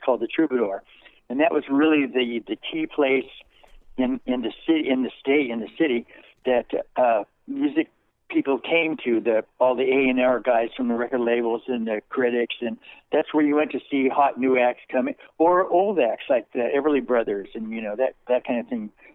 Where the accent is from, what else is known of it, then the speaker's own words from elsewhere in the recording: Colorado, United States; also born or lived in California; my parents moved uh, very quickly to Colorado, where I grew up